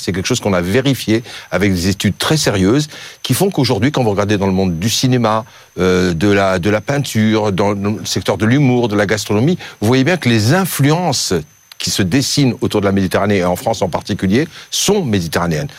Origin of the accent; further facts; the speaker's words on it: Algeria; moved away; En Algérie, mon pays natal